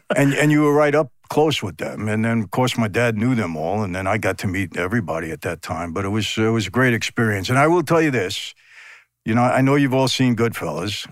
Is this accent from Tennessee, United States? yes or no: no; New York City, New York, United States; also born or lived in Long Island; when I was a kid growing up in Brooklyn, Long Island